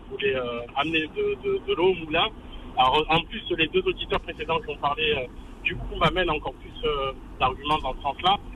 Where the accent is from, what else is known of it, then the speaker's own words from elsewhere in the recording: France; On est français, donc on va parler, je vais parler principalement de la France.